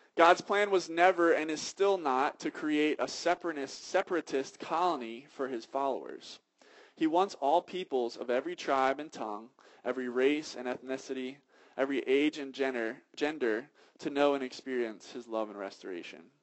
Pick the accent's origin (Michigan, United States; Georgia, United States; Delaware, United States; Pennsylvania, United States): Pennsylvania, United States; Philadelphia; I'm from Philadelphia